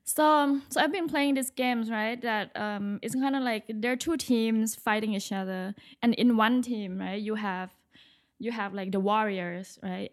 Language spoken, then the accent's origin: English; Bangkok, Thailand; moved away as an adult; now in New York, United States; I'm originally from Bangkok, Thailand. I moved to New York for school.